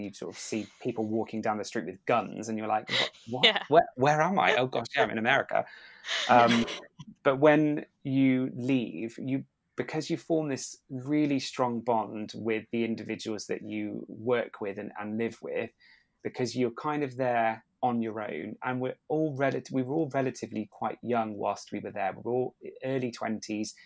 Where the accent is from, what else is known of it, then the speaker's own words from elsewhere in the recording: United Kingdom; we are British